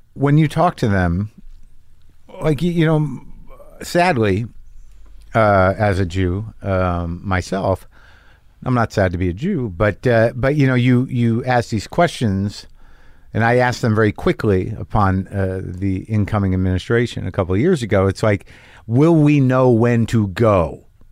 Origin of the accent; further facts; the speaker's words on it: New Mexico, United States; moved away; also born or lived in Boston; I grew up in New Mexico, right? But I was, uh, my, my family's from Jersey